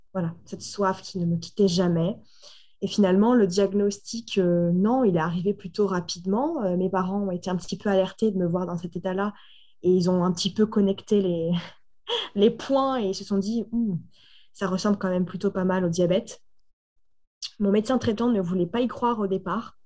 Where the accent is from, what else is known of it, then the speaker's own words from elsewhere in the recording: Normandy, France; je suis originaire donc, de Normandie